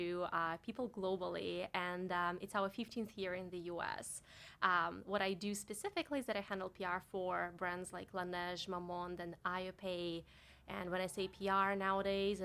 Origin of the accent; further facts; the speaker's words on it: Barnaul, Altai Krai, Russia; English is a second language; moved away as an adult; now in New York, United States; I've never been that far away from my hometown back in Russia. I'm from Siberia, from a relatively small town called Barnaul